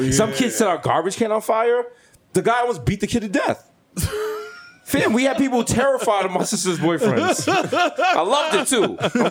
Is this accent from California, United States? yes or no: no; New York City, New York, United States; We grew up in the Bronx